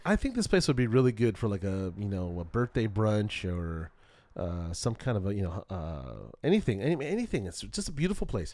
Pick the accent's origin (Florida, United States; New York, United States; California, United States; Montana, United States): California, United States; Culver City; when I was young, I grew up in Culver City, California